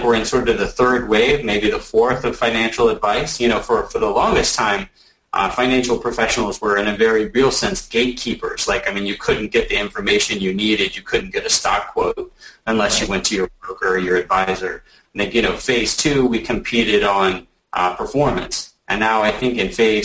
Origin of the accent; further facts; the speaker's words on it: Alabama, United States; now in Atlanta, United States; I'm from Alabama. I live in Atlanta.